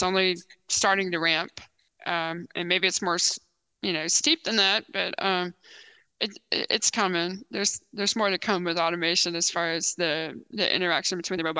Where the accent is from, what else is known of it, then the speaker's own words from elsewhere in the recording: Texas, United States; And I grew up in Texas, born in Texas.